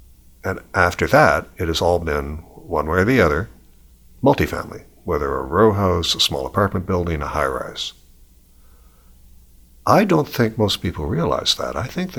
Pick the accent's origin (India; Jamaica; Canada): Canada; In a sense, by being Canadian, you had a right to that.